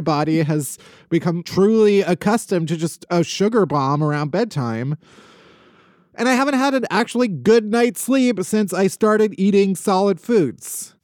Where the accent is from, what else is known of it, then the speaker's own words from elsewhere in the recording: outside of Chicago, Illinois, United States; now in New York, United States; I'm from outside of Chicago